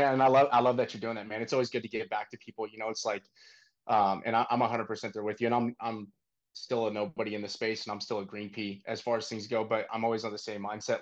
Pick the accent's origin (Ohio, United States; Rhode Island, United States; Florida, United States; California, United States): California, United States; Northern; moved away as an adult; also born or lived in Texas; now in Austin, United States; Originally, I'm from Northern California